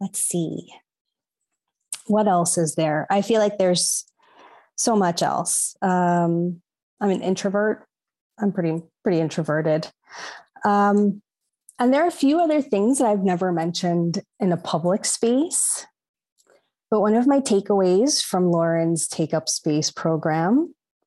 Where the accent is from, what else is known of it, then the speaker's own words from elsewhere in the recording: New York, United States; also born or lived in Long Island; So I'm a Latina, New Yorican. So I'm of Puerto Rican heritage, but born in New York